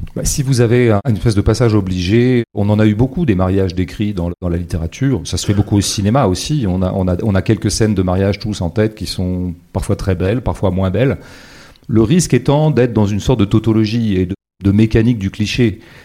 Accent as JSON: {"language": "French", "area": "Vendée", "region": "Pays de la Loire", "country": "France", "tie": "born or raised there", "said": "j'ai grandi en Vendée dans les années 70-80"}